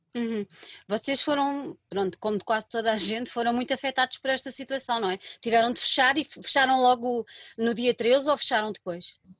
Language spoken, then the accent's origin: Portuguese; Lisbon, Portugal; Eu sou de Lisboa